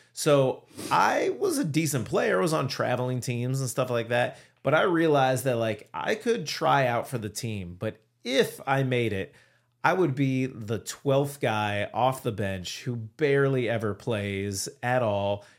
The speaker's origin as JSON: {"language": "English", "town": "Cleveland", "region": "Ohio", "country": "United States", "tie": "born or raised there", "also_born_or_lived": "Syracuse", "moved": "as an adult", "said": "I grew up in Cleveland, Ohio"}